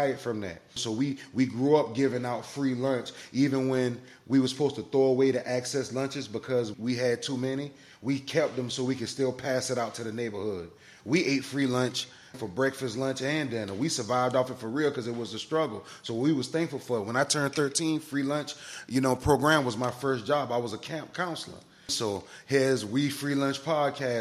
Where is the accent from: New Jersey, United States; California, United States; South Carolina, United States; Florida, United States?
South Carolina, United States; Charleston; also born or lived in Orangeburg, South Carolina; I was born in Orangeburg, South Carolina, raised in Charleston, South Carolina, graduated from R.B. Stahl High School in North Charleston